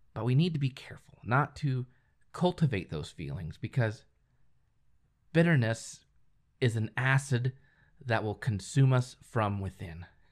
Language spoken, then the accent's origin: English; United States; I'm from the States